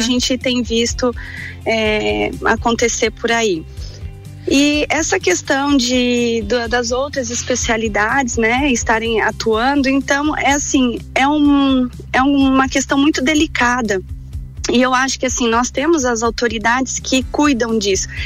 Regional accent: Paraná, Brazil; moved away as an adult; also born or lived in Curitiba; now in Lages, Brazil; eu sou paranaense é, e vim para Lages para fazer a faculdade

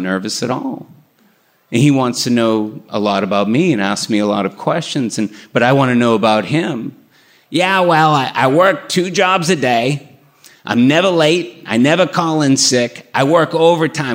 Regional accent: Burlington, Massachusetts, United States; the house I grew up in Burlington, Massachusetts.

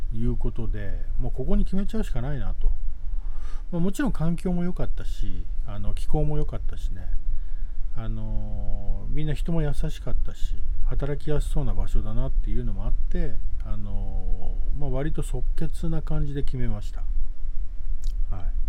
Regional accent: Tokyo, Japan; now in Yuge Island, Ehime, Japan; 1970年江戸下町さん、え深川っていうエリアでね生まれ育ったチャキチャキの江戸っ子

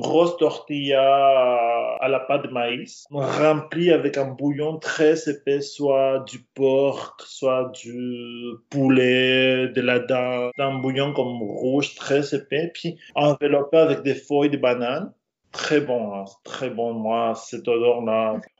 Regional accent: Mexico; French is a second language; moved away as an adult; also born or lived in Brittany, France

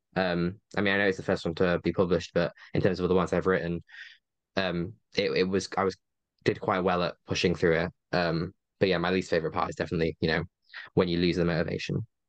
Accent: Yorkshire and the Humber, United Kingdom; my hometown, which is like a, I know, twenty-minute train away from where they are

